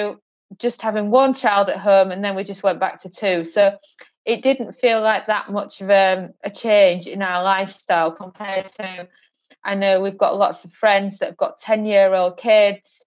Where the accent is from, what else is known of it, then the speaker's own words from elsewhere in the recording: United Kingdom; now in Portugal; we currently reside in Portugal, even though we're British born